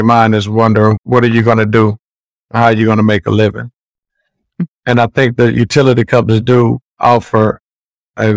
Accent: East St. Louis, Illinois, United States; I was born in East St. Louis, Illinois

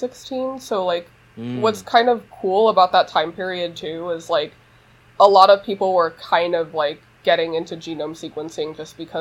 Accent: Los Angeles, California, United States; I grew up in East Los Angeles

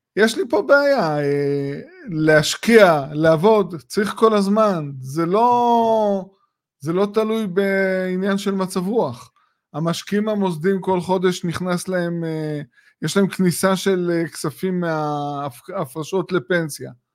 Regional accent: Israel; כישראלים שגרים בישראל

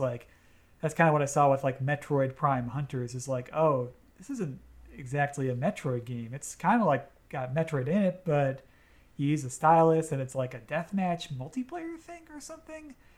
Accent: United States; I'm an American

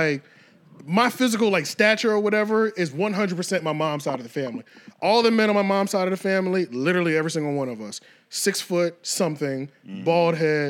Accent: Philadelphia, Pennsylvania, United States; They'd be like, you work up in Philly? Yeah, yeah, I'm from Philly.

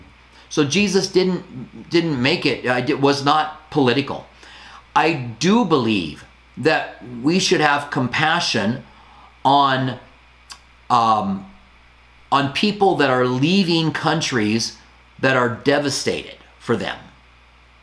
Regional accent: United States; as an American

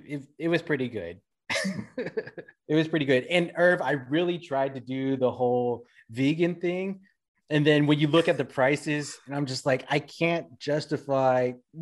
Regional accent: Philippines; I'm black, man. I'm Filipino.

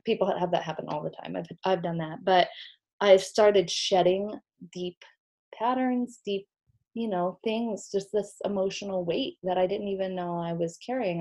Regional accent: Sedona, Arizona, United States; also born or lived in Missouri; I grew up in Sedona

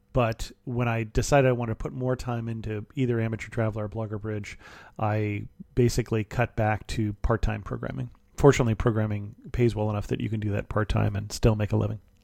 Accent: Salinas Valley, California, United States; also born or lived in Ohio; I grew up in an ag area in California. I grew up in the Salinas Valley

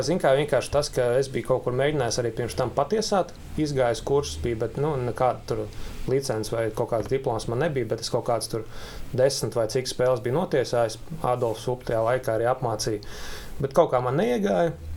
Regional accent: Jūrmala, Latvia; Jūrmalā dzīvoju jau no bērnības

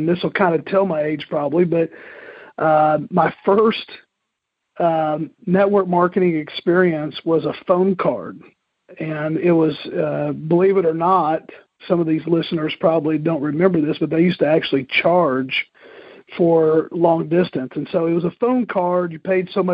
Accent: Moore, Oklahoma, United States; I grew up in Moore, Oklahoma, the town that's famous for tornadoes and also Toby Keith, and grew up there.

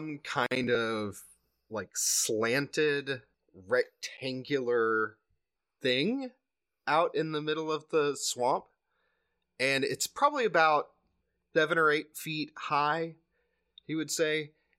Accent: the South, United States; We're just from the South.

